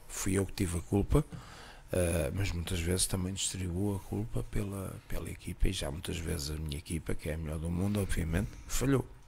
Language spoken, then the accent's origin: Portuguese; Costa da Caparica, Setúbal, Portugal; also born or lived in Spain; cresci na Costa de Caparica